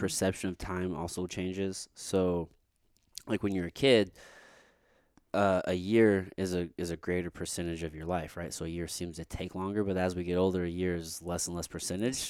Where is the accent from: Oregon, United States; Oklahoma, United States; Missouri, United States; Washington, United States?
Missouri, United States; Jefferson City; growing up in Jeff City, my friend and I, we would just smoke weed and just drive backwoods roads